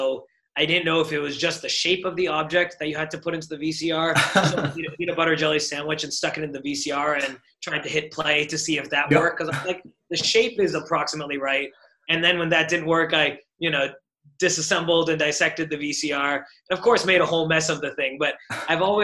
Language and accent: English; Burlington, Massachusetts, United States; moved away as an adult; also born or lived in Boston, Massachusetts; now in San Francisco, United States; I grew up in the town I grew up in Burlington, Massachusetts